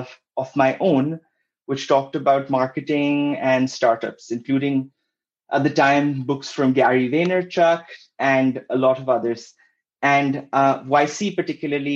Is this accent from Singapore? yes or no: no; Pakistan; moved away as an adult; also born or lived in Kuala Lumpur, Malaysia / Oxford, United Kingdom; I'm originally from Pakistan. Then I studied and worked in Kuala Lumpur for a while, after which I ended up going to Oxford